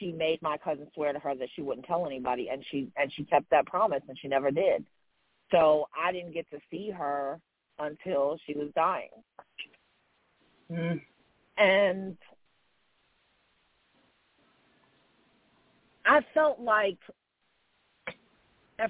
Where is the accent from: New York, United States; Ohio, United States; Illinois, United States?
New York, United States; New York City; I'm from Jamaica, Queens, too, boo. We're from the same hood